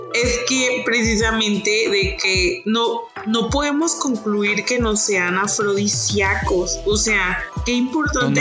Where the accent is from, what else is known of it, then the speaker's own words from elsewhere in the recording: Mexico; somos los mexicanos